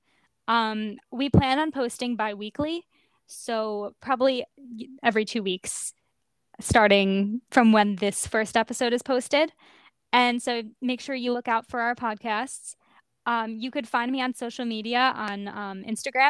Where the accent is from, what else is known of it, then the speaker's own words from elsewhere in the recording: Long Island, New York, United States; I was born and raised on Long Island, New York